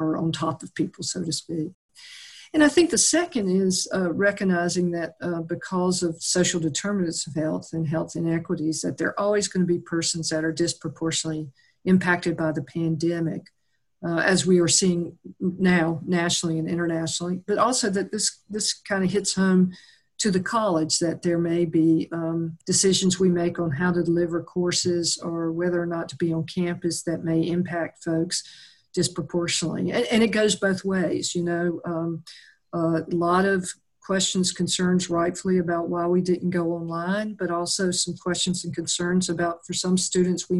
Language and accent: English; the South, United States; growing up in the South, we lived with cockroaches in and out